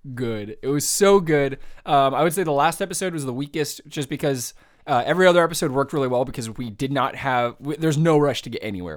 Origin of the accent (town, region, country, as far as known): San Jose, California, United States; born or raised there; moved away